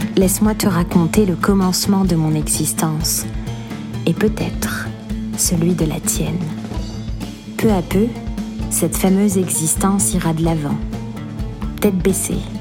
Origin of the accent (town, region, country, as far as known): Algiers, Algiers Province, Algeria; born or raised there